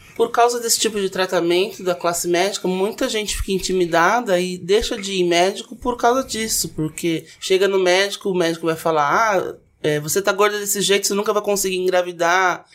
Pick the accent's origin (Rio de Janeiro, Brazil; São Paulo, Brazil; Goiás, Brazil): São Paulo, Brazil; Santos; moved away as an adult; now in São Paulo, Brazil; Eu sou de Santos, vim morar em São Paulo para trabalhar